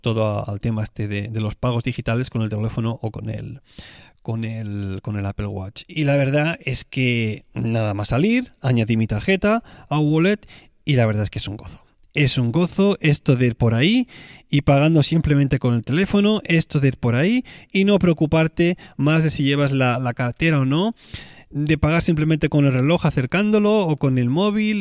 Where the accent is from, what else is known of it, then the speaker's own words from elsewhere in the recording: Tarragona, Catalonia, Spain; moved away; la ciudad donde yo voy a veranear, que es Tarragona, mi ciudad natal